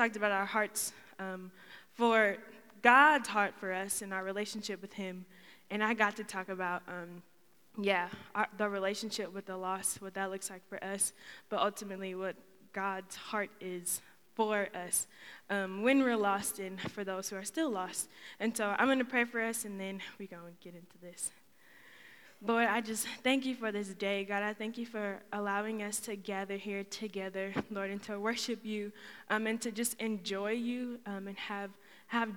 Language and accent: English; Schaumburg, Illinois, United States; moved away as an adult; now in Muncie, United States; I'm originally from Schaumburg, Illinois